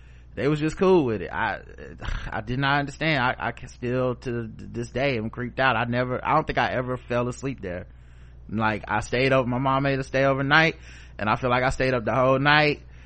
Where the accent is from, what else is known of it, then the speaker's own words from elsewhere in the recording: the South, United States; I'm from the South